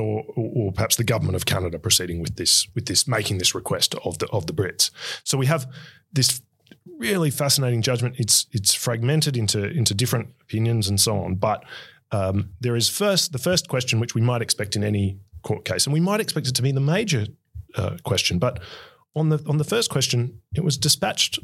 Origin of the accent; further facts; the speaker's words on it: Australia; ours in Australia